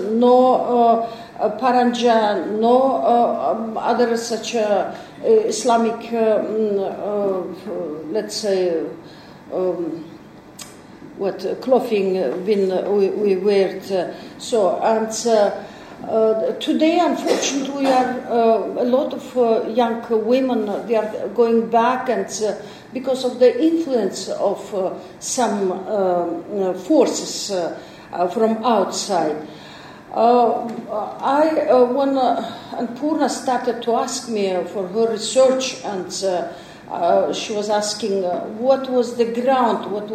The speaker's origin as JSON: {"language": "English", "country": "Kyrgyzstan", "tie": "born or raised there", "also_born_or_lived": "Moscow, Russia"}